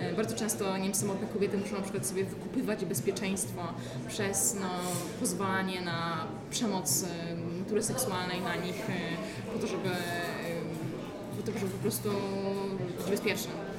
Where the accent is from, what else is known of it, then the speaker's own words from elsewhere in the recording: Poland; jestem z Polski